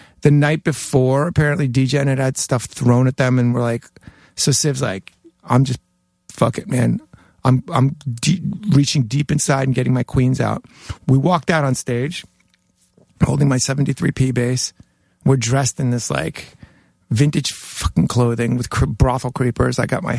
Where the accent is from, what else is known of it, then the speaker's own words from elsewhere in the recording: Jackson Heights, New York, United States; For my first half of my high school, I went to Newtown High School, and that's where Billy Mercier, Syl Sylvain, and Johnny Thunders all went to school. Yeah, and all grew up in my neighborhood in Jackson Heights.